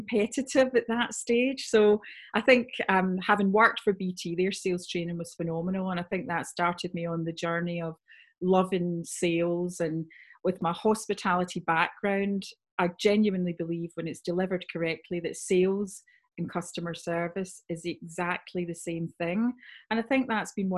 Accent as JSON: {"language": "English", "region": "Scotland", "country": "United Kingdom", "also_born_or_lived": "Sydney, Australia / Cape Town, South Africa / California, United States", "said": "I'm originally from Scotland"}